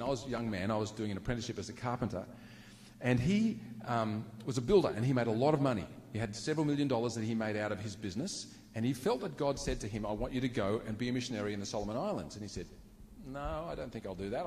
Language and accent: English; Queensland, Australia; I was born in Queensland